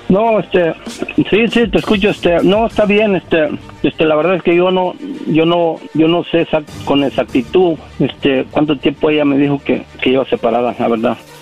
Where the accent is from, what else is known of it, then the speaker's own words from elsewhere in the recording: Guerrero, Mexico; now in United States; en mi pueblo, porque ella estaba allá en Guerrero y yo también